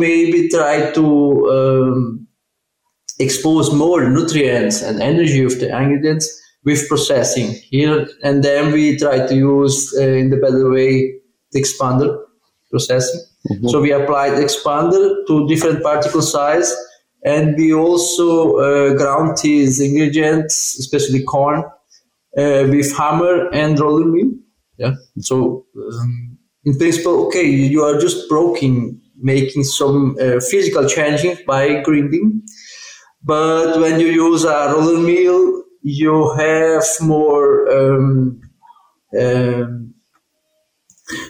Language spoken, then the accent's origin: English; South Brazil, Brazil; moved away as an adult; now in Auburn, United States; I'm Brazilian and from South Brazil